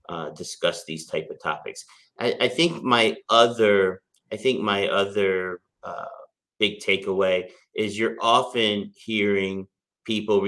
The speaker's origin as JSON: {"language": "English", "town": "York", "region": "Pennsylvania", "country": "United States", "tie": "born or raised there", "said": "we had a Country Inn & Suites in York, Pennsylvania, my hometown"}